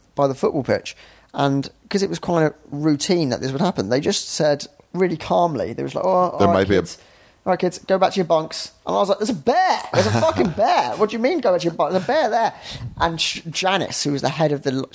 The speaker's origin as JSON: {"language": "English", "country": "United Kingdom", "also_born_or_lived": "Edinburgh", "said": "we're British"}